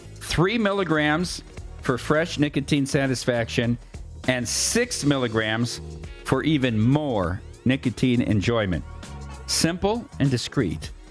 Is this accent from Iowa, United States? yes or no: yes; Iowa, United States; I'm from Iowa